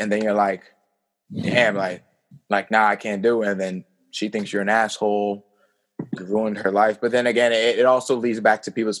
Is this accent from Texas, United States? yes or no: no; Kenilworth, New Jersey, United States; I'm from Kenilworth.